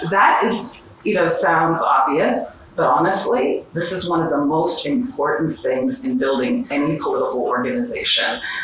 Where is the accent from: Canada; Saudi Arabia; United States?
United States; Western Pennsylvania; I grew up in Western Pennsylvania